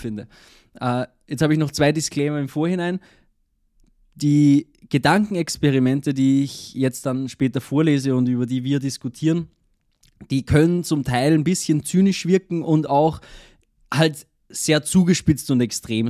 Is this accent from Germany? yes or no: no; Austria; bei uns in Österreich ist und es umgangssprachlich oft so, dass man sagt, es macht etwas Sinn oder oder der, das Monat